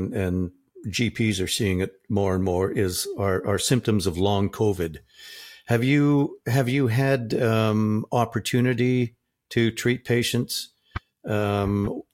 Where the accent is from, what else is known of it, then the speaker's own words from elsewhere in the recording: Canada; being a Canadian guy